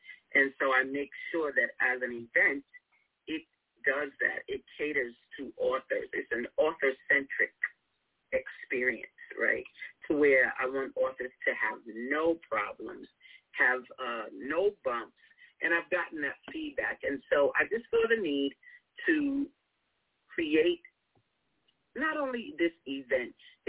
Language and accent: English; New York, United States; accent: New York; now in Chicago, United States; I'm from New York, so you hear my accent.